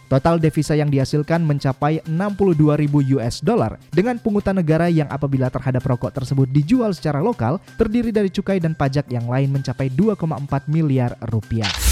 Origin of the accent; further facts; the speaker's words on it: North Sulawesi, Indonesia; di Indonesia itu ada di Sulawesi Utara